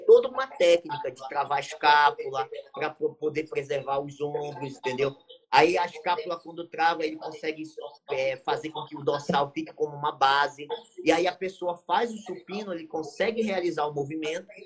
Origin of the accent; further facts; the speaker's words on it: Santana, Amapá, Brazil; eu sou aqui do Amapá, né? Estado do Amapá, cidade de Santana, né? Que é uma, uma cidade que fica próxima à capital. E a gente eu moro, na verdade, aqui desde uhum. a minha infância